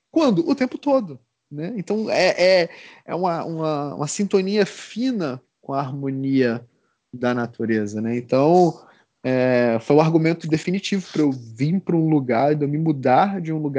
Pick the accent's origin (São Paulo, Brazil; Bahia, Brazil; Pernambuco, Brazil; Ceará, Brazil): Pernambuco, Brazil; Recife; now in Curitiba, Brazil; Eu, pô, eu vim de, de Recife, né? Recife é, só tem dois climas, né? E aqui é muito bem definido, né? Curitiba